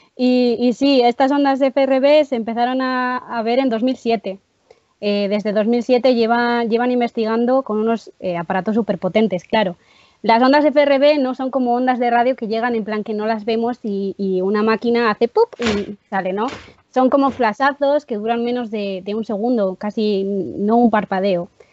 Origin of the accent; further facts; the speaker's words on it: Palencia / León, Castile and León, Spain; also born or lived in Soto de Rueda, León; soy de un pueblo de, de, Palencia, pero también soy un pueblo de León, muy pequeñito